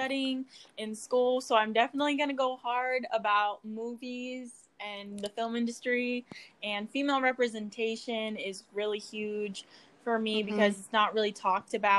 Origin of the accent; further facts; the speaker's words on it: Bay Area, California, United States; moved away as an adult; also born or lived in New York City; I'm from the Bay Area